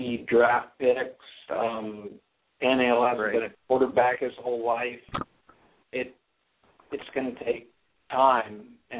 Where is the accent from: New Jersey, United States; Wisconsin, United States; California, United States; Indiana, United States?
Indiana, United States; Indianapolis; I'm from Indianapolis